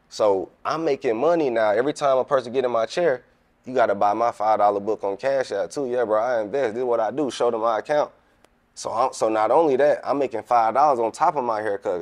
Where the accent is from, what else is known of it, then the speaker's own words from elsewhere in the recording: Atlanta, Georgia, United States; moved away; also born or lived in Kansas City / Savannah, Georgia; I'm from Atlanta, but I was uh in Kansas when I left